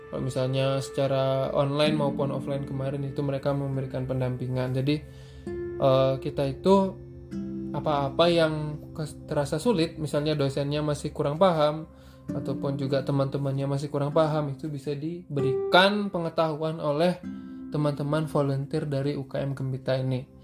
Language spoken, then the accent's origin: Indonesian; Bali, Indonesia; karena aku asli Bali dan juga tahu teman-teman di Bali itu seperti apa